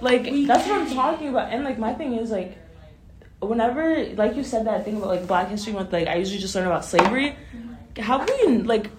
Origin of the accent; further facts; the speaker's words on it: Canada; growing up in Canada